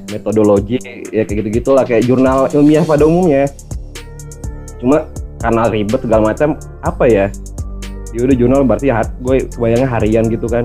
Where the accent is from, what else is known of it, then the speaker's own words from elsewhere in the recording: Kalimantan, Indonesia; now in Sleman, Indonesia; saya gedenya di Kalimantan. Em, sekarang domisili di Jogja